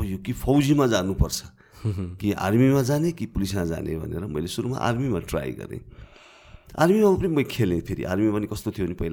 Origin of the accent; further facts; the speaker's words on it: Kavre, Bagmati, Nepal; also born or lived in Kathmandu; मेरो गाउँ त काभ्रे प्लान्स अनि गाउँमा बस्ने